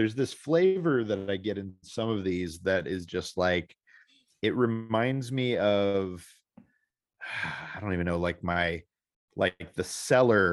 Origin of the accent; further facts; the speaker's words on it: St. Louis, Missouri, United States; my hometown